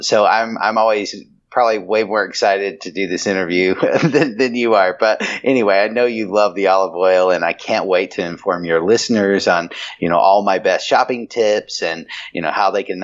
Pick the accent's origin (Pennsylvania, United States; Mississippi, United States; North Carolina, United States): North Carolina, United States; I'm a boy from North Carolina